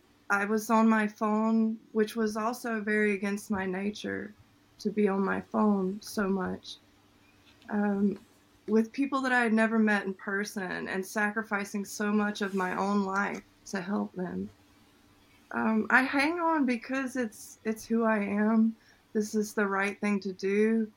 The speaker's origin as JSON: {"language": "English", "country": "United States", "said": "But what roots me to it is definitely my service, the fact that I'm American."}